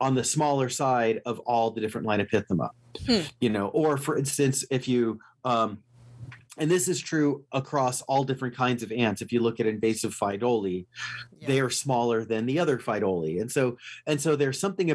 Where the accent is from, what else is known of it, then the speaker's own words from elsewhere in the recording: Los Angeles, California, United States; moved away; also born or lived in Houston; when I grew up in Los Angeles